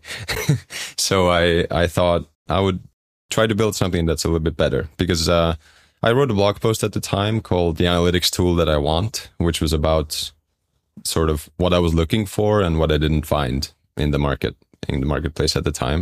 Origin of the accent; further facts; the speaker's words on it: Estonia; moved away as an adult; also born or lived in London; I'm from Estonia